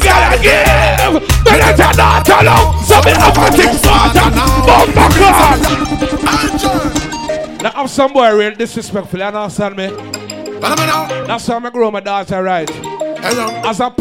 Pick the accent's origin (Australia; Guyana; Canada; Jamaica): Guyana; As a youth growing up in Guyana